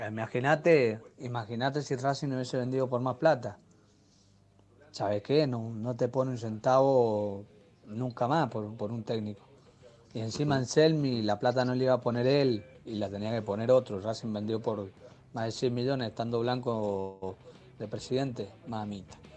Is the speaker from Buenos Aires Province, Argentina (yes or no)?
no; Mendoza, Argentina; de Mendoza.